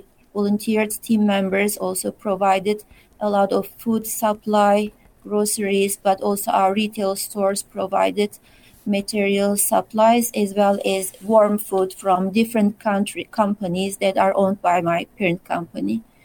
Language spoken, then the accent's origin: English; Turkey; moved away; being away from my home country and from my loved ones